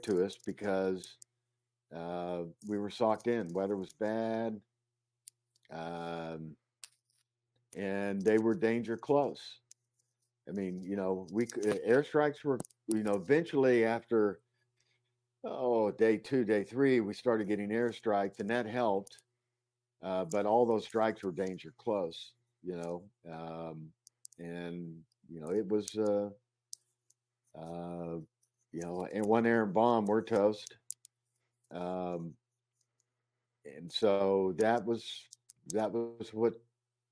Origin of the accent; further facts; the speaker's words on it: Ponca City, Oklahoma, United States; moved away as an adult; also born or lived in Chicago / New York / Los Angeles; I'm from Ponca City, Oklahoma